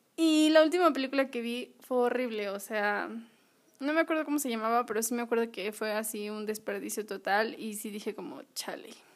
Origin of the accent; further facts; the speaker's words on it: Acapulco, Guerrero, Mexico; yo nací en Acapulco